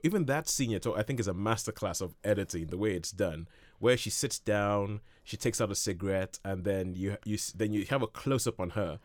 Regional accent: Nigeria; growing up in Nigeria

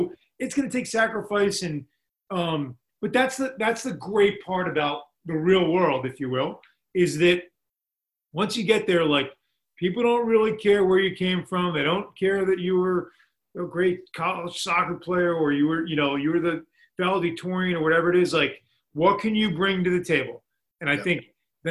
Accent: Boston, Massachusetts, United States; now in Amherst, United States; It's where I grew up in Boston.

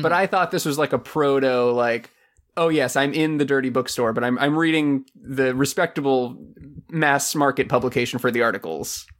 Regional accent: Silver Springs, Florida, United States; in my hometown, we had a, a water park next to Silver Springs, Florida

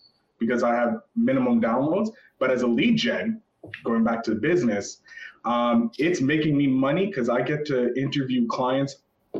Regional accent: Canada; As a Canadian

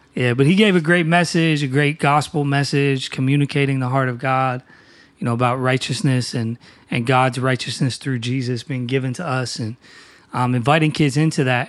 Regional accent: New Castle, Pennsylvania, United States; now in Philadelphia, United States; I am originally from Newcastle, Pennsylvania

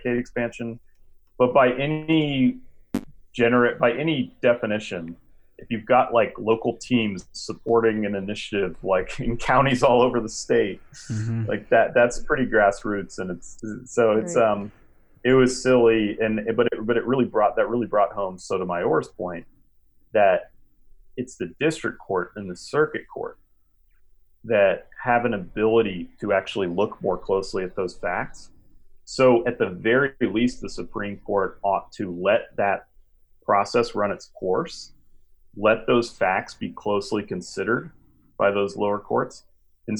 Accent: Idaho, United States; moved away; my home state

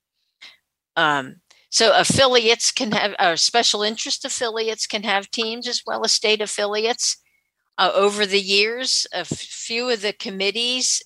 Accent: West Virginia, United States; I am from West Virginia, and our organization is Mountain State Council of the Blind.

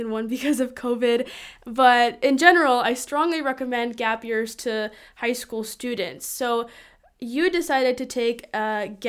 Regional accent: Lithuania; born there; I was born in Lithuania, and so my parents grew up in a Lithuanian European environment and had European views about college and such.

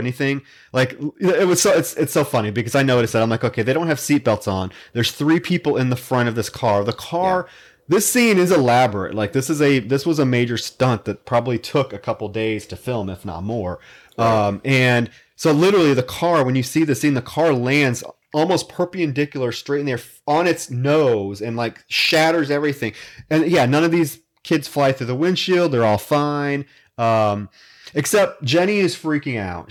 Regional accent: Davenport, Iowa, United States; I had one in my hometown. I grew up in Davenport, Iowa, across the Mississippi.

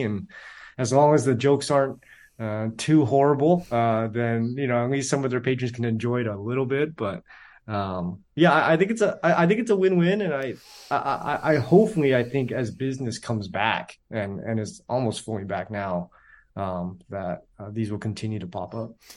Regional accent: San Jose, California, United States; I was born and raised in San Jose

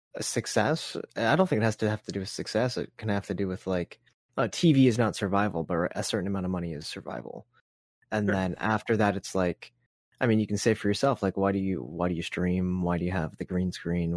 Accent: Canada; we're Canadian

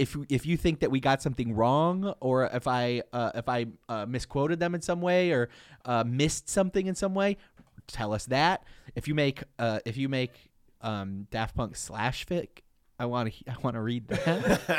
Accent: Michigan, United States; This is our first fan mail from our home native state of Michigan.

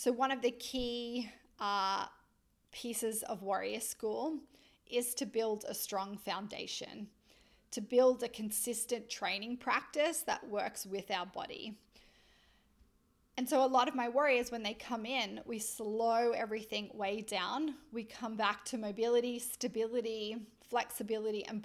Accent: Australia; accent: Australian; my Australian accent

